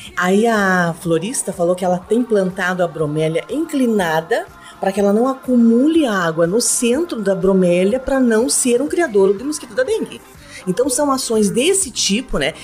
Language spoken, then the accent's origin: Portuguese; Rio Negro, Brazil; eu sou de cidade do interior também, de Rio Negro